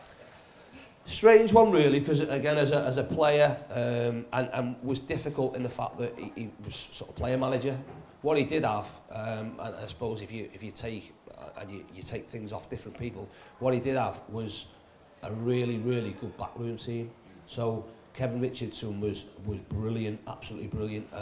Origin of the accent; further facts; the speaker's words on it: Chester, North West England, United Kingdom; I was born in Chester